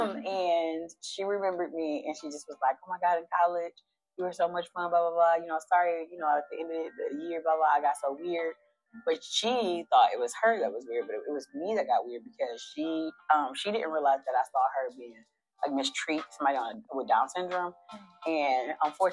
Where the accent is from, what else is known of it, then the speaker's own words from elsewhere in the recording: Detroit, Michigan, United States; Born and raised. Yep, born and raised. 7 Mile of Woodward